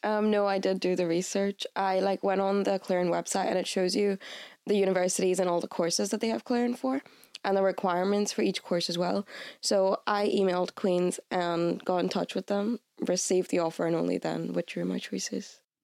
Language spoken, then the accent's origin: English; Bangalore, Karnataka, India; moved away as an adult; now in Belfast, United Kingdom; I'm from Bangalore, India